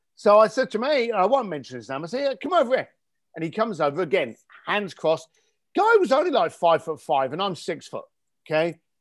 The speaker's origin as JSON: {"language": "English", "region": "London", "country": "United Kingdom", "tie": "born or raised there", "said": "as a young ga-, lad growing up in East London, um, in, in the eighties and nineties"}